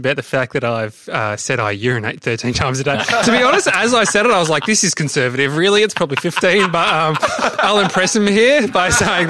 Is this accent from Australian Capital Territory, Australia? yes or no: yes; Canberra, Australian Capital Territory, Australia; I am from Canberra.